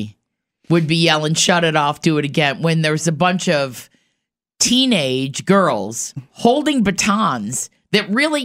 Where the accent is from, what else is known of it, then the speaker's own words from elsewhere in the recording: Newark, United States; I grew up in Newark. I was a twirler.